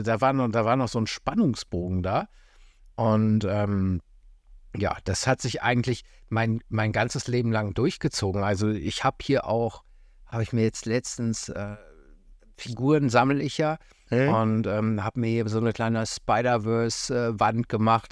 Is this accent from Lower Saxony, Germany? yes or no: yes; Göttingen, Lower Saxony, Germany; moved away; ich komme ursprünglich aus Göttingen